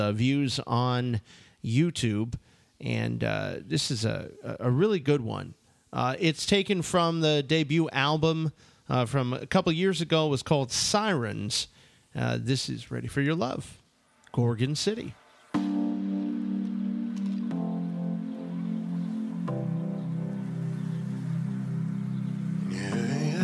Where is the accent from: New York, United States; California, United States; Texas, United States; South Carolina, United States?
New York, United States; I'm from New York. We don't say roof